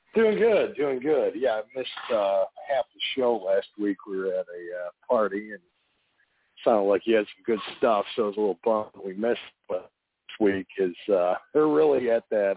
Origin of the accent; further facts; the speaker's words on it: Chicago, Illinois, United States; moved away; I'm from Chicago originally